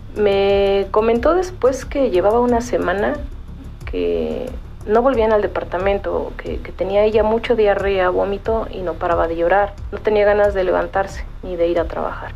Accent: Mexico City, Mexico; Soy originaria de Coyoacán, eh, de, de, la Ciudad de México

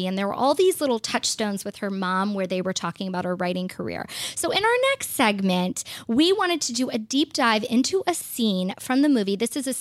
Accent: Georgia, United States; I'm from Georgia, and literally in PE class, we would learn how to line dance

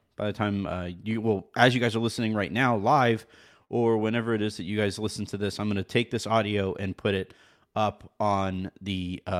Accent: Lisbon, Portugal; English is a second language; I'm from Lisbon, Portugal.

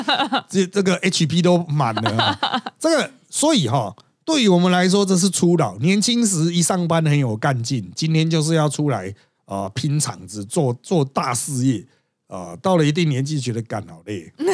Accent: Miaoli County, Taiwan; also born or lived in Tongxiao; 因为我苗栗人

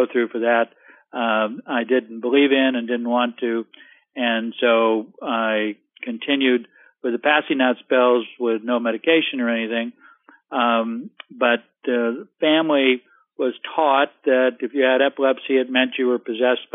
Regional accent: Central California, United States; I'm from California, Central California, raised on a dairy farm

